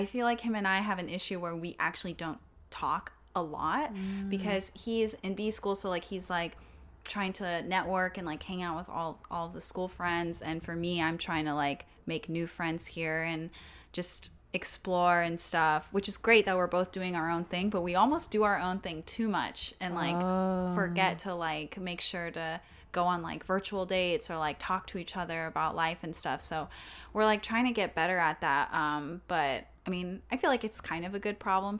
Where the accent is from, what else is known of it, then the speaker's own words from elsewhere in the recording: Texas, United States; now in New York, United States; But I'm from Texas, like, for someone who's from, like, a really small town in Texas